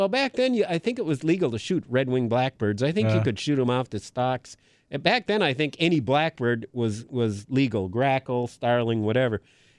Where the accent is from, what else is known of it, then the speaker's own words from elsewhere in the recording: Green Bay, Wisconsin, United States; So years ago, I grew up in Green Bay.